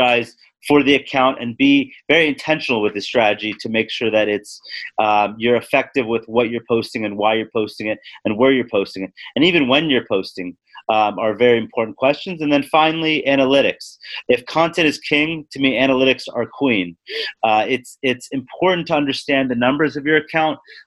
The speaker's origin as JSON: {"language": "English", "town": "Los Angeles", "region": "California", "country": "United States", "also_born_or_lived": "Midwest / Atlanta", "moved": "as an adult", "said": "I'm originally from Los Angeles and went to college in the Midwest and then moved to Atlanta for my first position."}